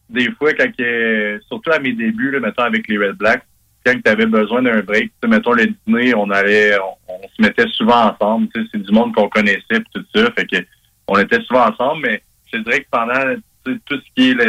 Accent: Saint-Georges, Quebec, Canada; moved away as an adult; also born or lived in Lennoxville / Ottawa; je viens de la Beauce, donc j'ai fait mon, mon école secondaire à la polyvalente de Saint-Georges en Beauce.

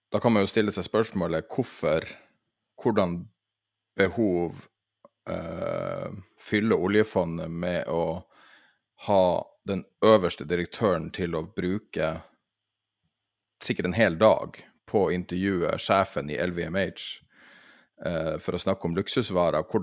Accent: Norway; Eh, jeg er nordmann.

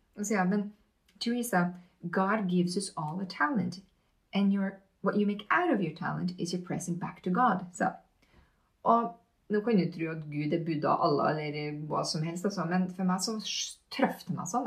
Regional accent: Hitra, Trøndelag, Norway; Jeg vokste opp på Hitra

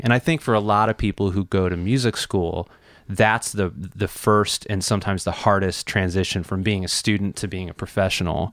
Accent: Chicago, Illinois, United States; moved away; I grew up in Chicago, Illinois

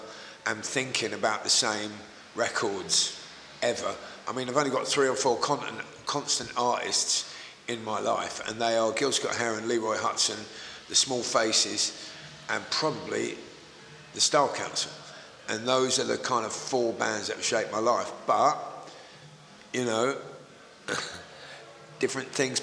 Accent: Woodford, London, United Kingdom; also born or lived in Leytonstone; I was born in Woodford. I was actually born in Leytonstone, but I spent my early life in Woodford.

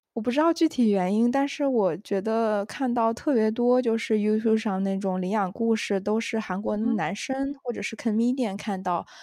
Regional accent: Wenzhou, Zhejiang, China; 我是温州人

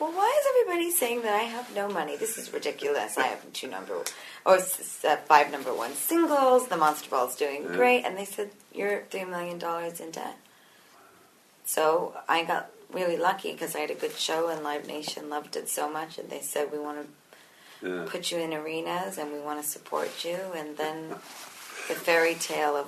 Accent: New York, United States; I'm Italian. I'm from New York

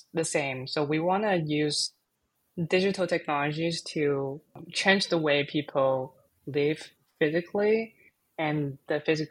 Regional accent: China; now in San Francisco, United States; I was born and raised in China, and I'm currently based in San Francisco.

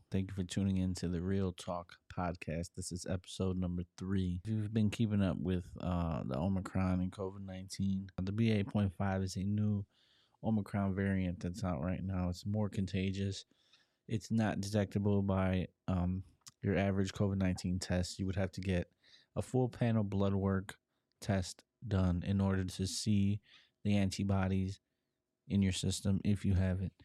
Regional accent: Chicago, Illinois, United States; being born and growing up in Chicago

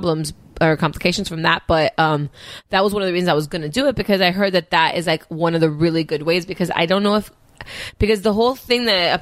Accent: Miami, Florida, United States; I grew up in Miami. I'm Cuban.

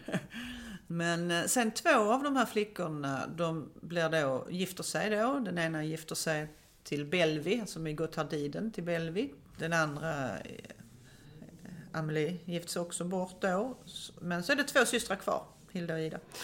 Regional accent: Malmö, Skåne, Sweden; Jag kommer själv från Söderkulla som ju är ett sådant område.

